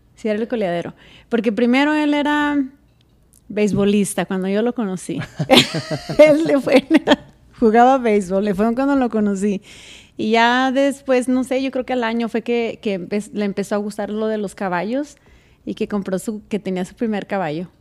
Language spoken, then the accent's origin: Spanish; Zacatecas, Mexico; now in Colorado, United States; de donde yo vengo, que es de Zacatecas